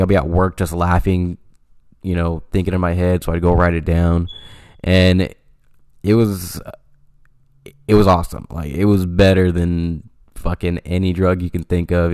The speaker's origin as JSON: {"language": "English", "town": "Stockton", "region": "California", "country": "United States", "said": "I'm from Stockton, California, and it is everybody knows everybody type of thing"}